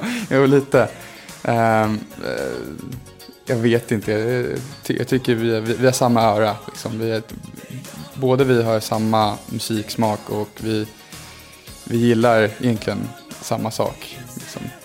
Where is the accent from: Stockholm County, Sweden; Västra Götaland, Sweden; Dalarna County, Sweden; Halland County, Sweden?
Stockholm County, Sweden; Stockholm; när jag var liten och bodde på Djurgården